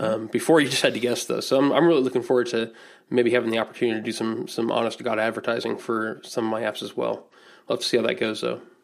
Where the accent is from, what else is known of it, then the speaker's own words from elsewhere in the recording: Indianapolis, Indiana, United States; I'm from Indianapolis